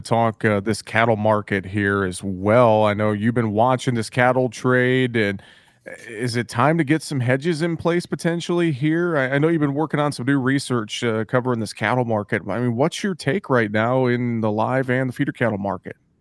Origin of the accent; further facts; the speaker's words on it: north central Iowa, United States; my hometown in north central Iowa